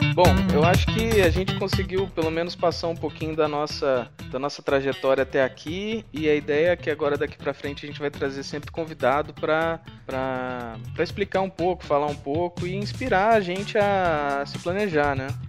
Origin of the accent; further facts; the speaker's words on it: interior of Minas Gerais, Brazil; also born or lived in São Paulo; Eu sou de Minas, sou do interior de Minas